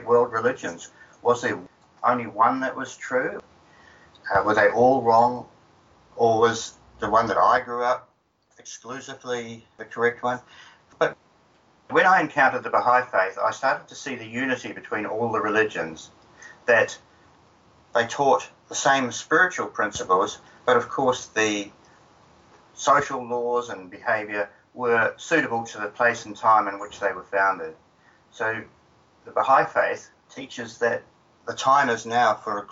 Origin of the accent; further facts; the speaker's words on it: New Zealand; I grew up in New Zealand